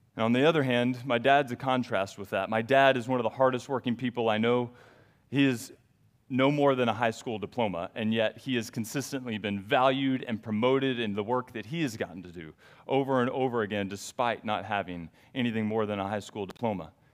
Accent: the South, United States; I grew up in the South

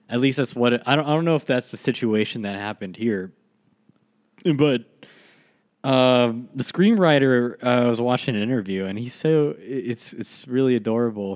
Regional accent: United States; as an American

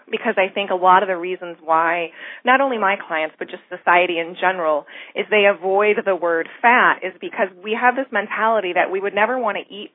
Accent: Michigan, United States; moved away; I'm originally from Michigan, and I remember when I was growing up that it was freezing all the time in the winter

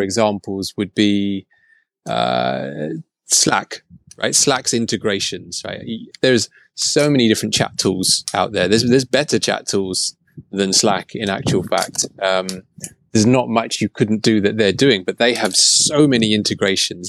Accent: England, United Kingdom

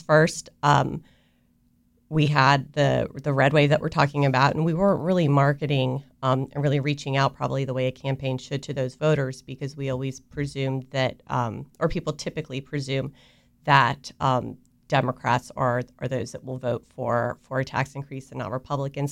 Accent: Avon Park, Florida, United States; also born or lived in South America; I was raised in Florida for, for the most part. So I, you know, I graduated from high school in South Florida, but I spent most of my life in a very, very small town, Central Florida, uh, Avon Park

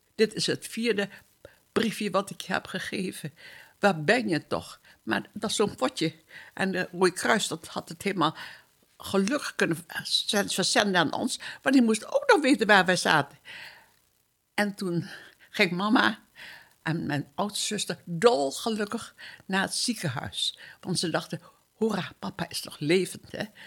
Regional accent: Surabaya, East Java, Indonesia; moved away as an adult; now in Netherlands; Ik ben geboren in Surabaya. Dat, was een, of dat is een plaats op Java in Indonesië. Toen wij uit Indië weggingen, was ik 19 jaar

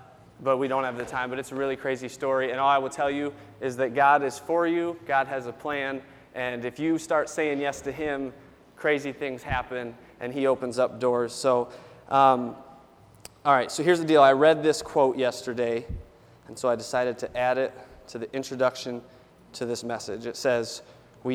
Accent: Jamestown, United States; I grew up about 10 miles from here, born in Jamestown, grew up outside of town close to our little airport

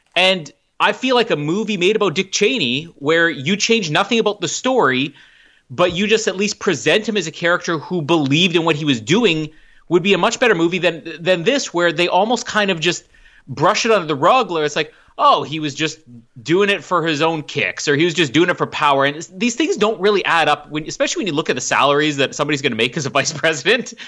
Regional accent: Canada; I'm Canadian.

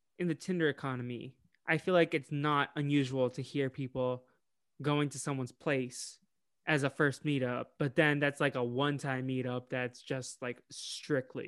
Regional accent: Boston, Massachusetts, United States; also born or lived in Illinois; I was born in like on a farm in Illinois, and then I moved to Boston at a young age

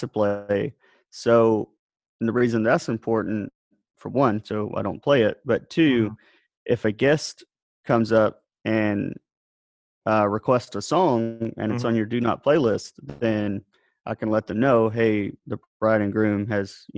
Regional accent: South Alabama, United States; I grew up in South Alabama

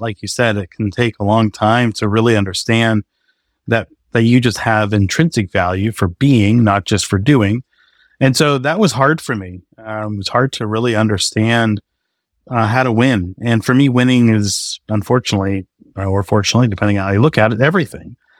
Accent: north of Boston, New England, Massachusetts, United States; also born or lived in Maine; now in Austin, United States; I grew up in New England, um, just north of Boston, uh, about forty minutes north of the city

